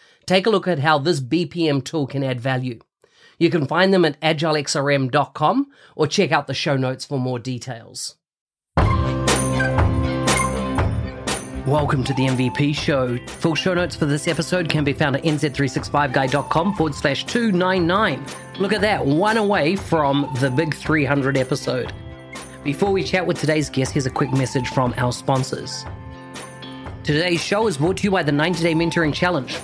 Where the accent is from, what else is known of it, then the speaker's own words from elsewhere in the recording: New Zealand; accent: Kiwi; my Kiwi accent